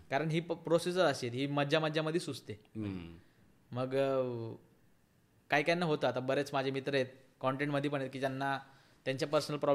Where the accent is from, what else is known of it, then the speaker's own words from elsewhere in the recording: Maharashtra, India; माझं उत्तर असं आहे त्याच्यावरती की मी मराठी आहे मला खूप अभिमान आहे